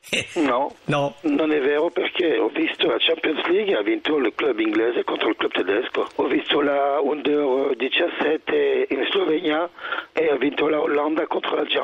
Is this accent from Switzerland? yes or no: yes; Switzerland; sono, sono, svizzero.